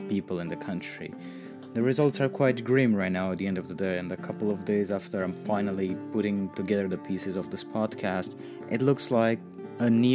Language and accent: English; Romania; in Romania right now, my home country, which I really care deeply about